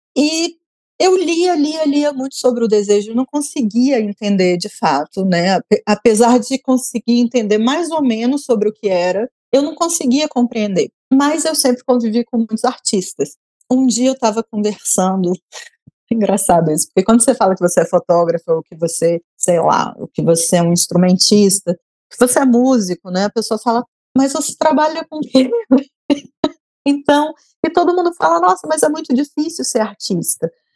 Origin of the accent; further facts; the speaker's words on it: Brasília, Federal District, Brazil; como eu sou brasiliense